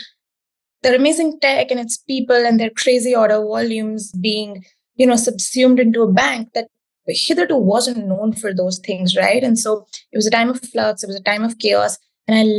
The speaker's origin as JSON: {"language": "English", "country": "India", "tie": "born or raised there", "said": "the time that I grew up in India"}